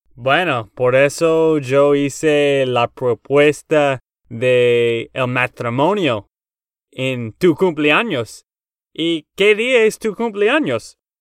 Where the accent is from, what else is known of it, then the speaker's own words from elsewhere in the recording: Texas, United States; Spanish is a second language; now in Nashville, United States; de Texas, Estados Unidos